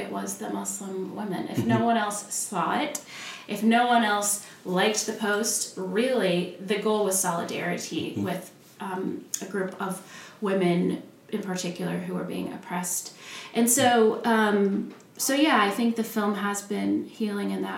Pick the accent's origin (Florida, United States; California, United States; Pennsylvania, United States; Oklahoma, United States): Oklahoma, United States; Oklahoma City; moved away as an adult; also born or lived in Wheaton, Illinois; I grew up in Oklahoma